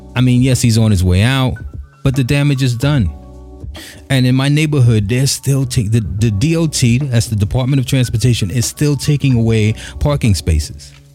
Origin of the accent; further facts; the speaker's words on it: New York City, New York, United States; also born or lived in Bushwick, Brooklyn / Bed-Stuy, Brooklyn / Flatbush, Brooklyn; I'm born and raised here, born in Bushwick, grew up in Crown Heights and Bed-Stuy